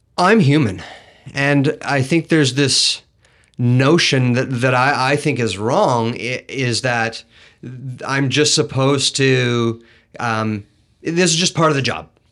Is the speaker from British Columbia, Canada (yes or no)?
yes; Kelowna, British Columbia, Canada; I grew up in Rutland, and I, I, I learned there that you look out for one another